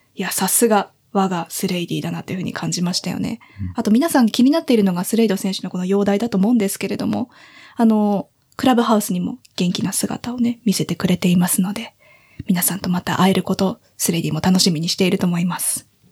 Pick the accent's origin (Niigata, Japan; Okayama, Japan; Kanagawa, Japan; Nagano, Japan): Kanagawa, Japan; Sagamihara; also born or lived in Fukushima; 相模原の南区の出身で、生まれも育ちも